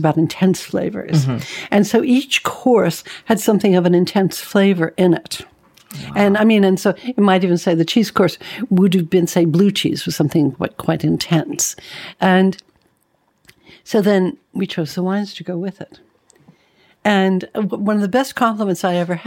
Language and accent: English; Los Angeles, California, United States; now in United Kingdom; I was born in Hollywood